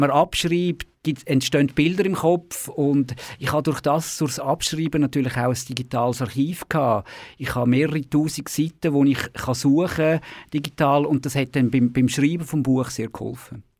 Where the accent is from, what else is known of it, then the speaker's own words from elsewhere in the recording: Baden, Aargau, Switzerland; in der Region Baden, wo ich aufgewachsen bin